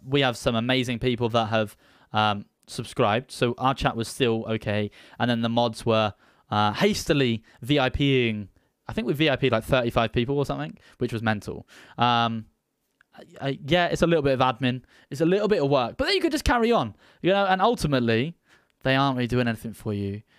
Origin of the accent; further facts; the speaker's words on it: United Kingdom; I'm a British